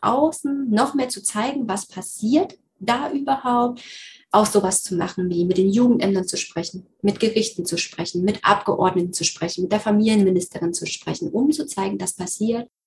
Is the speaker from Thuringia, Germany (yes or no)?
yes; Thuringia, Germany; bei uns in Thüringen